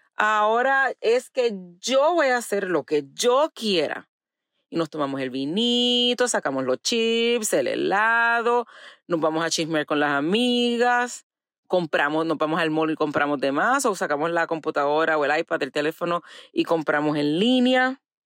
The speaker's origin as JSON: {"language": "Spanish", "country": "Puerto Rico", "tie": "born or raised there", "moved": "yes", "said": "crecí en Puerto Rico"}